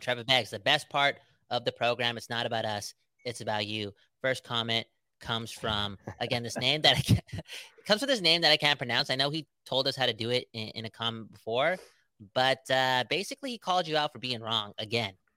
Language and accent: English; West Coast, British Columbia, Canada; we're from the West Coast, the best coast